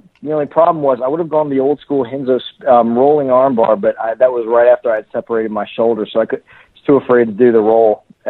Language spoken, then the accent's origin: English; Washington, District of Columbia, United States; I grew up in Georgetown.